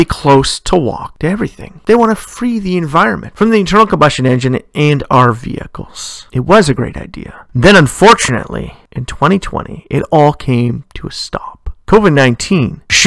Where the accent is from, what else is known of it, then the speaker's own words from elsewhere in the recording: Ontario, Canada; my home province of Ontario, whereas in my hometown